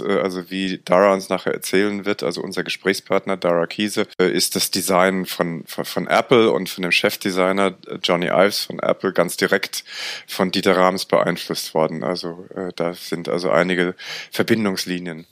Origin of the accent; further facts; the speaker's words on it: Frankfurt, Hesse, Germany; ich bin in einer Siedlung in der Nähe von Frankfurt aufgewachsen